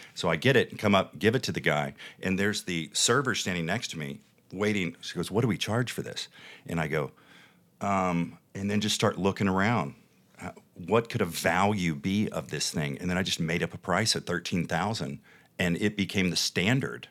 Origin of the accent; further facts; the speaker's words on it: the Bible Belt, United States; now in Las Vegas, United States; being born and raised in the Bible Belt and in the faith